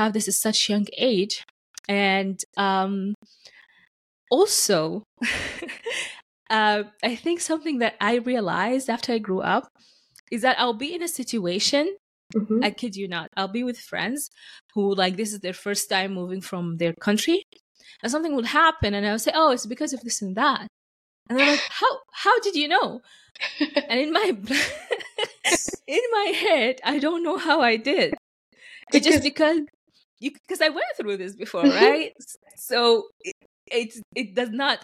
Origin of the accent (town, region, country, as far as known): Sudan; English is a second language; moved away as an adult; now in Canada